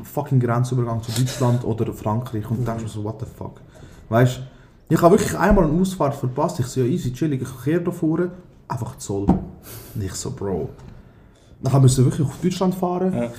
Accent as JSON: {"language": "German", "region": "Aargau", "country": "Switzerland", "also_born_or_lived": "Thun", "said": "als Aargauer"}